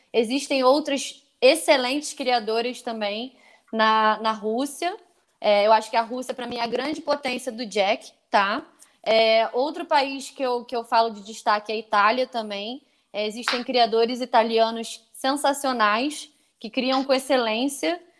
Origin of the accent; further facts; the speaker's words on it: Brazil; nós brasileiros